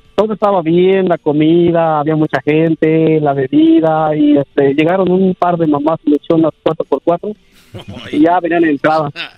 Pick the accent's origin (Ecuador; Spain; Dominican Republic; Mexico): Mexico; Sierra Norte, Oaxaca; now in New York, United States; Somos de Oaxaca, México